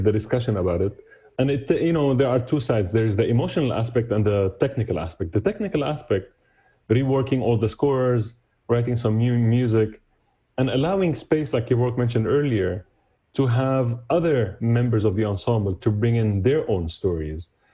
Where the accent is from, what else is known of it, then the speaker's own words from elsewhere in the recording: Damascus, Damascus Governorate, Syria; moved away as an adult; now in New York, United States; I was born and raised in Damascus, moved to the US in 2001